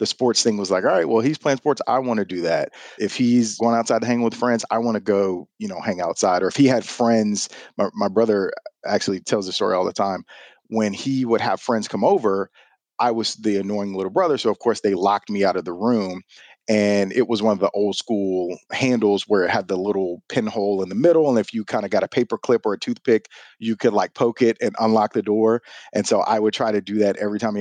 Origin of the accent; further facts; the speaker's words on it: Houston, Texas, United States; I am a lifelong Houstonian, born and raised in Houston, Texas.